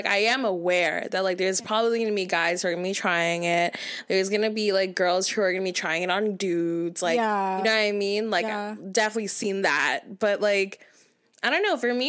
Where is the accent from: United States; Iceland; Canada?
Canada; Because we're Canadian.